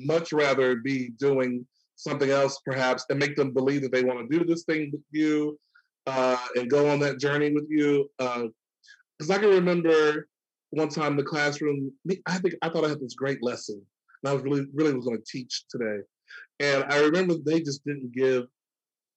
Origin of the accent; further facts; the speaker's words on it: Hooks, Texas, United States; moved away as an adult; also born or lived in Arkansas / Pennsylvania; I was born in Arkansas, raised in Texas.